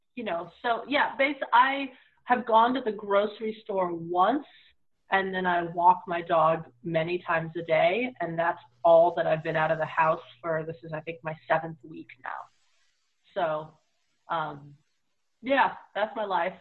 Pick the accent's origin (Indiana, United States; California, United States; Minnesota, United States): California, United States; Bay Area; I grew up in the Bay Area, which is a very diverse place